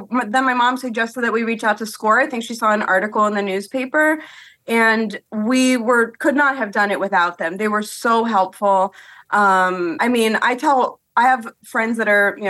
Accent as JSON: {"language": "English", "town": "Washington Crossing", "region": "Pennsylvania", "country": "United States", "said": "moved back to Bucks County where I'm from. I'm from Washington Crossing"}